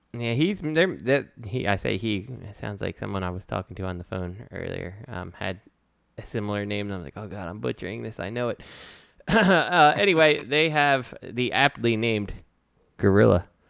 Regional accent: Philadelphia, Pennsylvania, United States; I'm Philadelphia

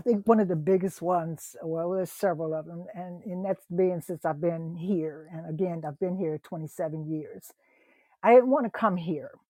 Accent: Ohio, United States; also born or lived in East Texas; now in Texas, United States; I'm from Ohio

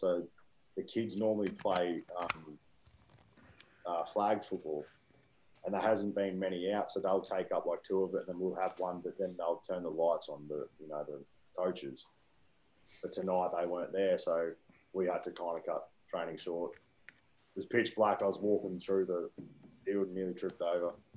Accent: Wodonga, Victoria, Australia; moved away as an adult; also born or lived in Queensland; now in Birmingham, United States; growing up in Wodonga

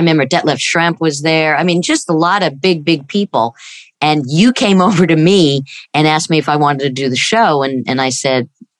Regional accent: New York, United States; moved away as an adult; I grew up in New York

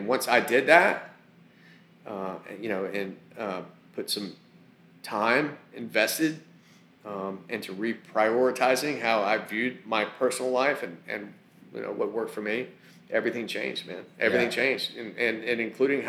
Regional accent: the South, United States; I grew up in the South

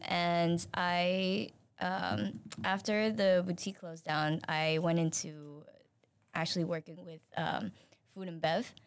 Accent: Singapore; moved away; I am originally from Singapore

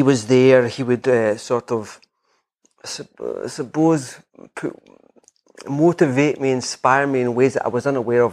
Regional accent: west coast of Scotland, United Kingdom; moved away as an adult; also born or lived in England; now in Edinburgh, United Kingdom; I'm from the west coast of Scotland.

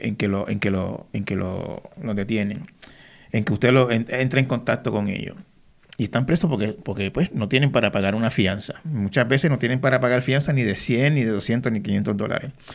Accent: Puerto Rico

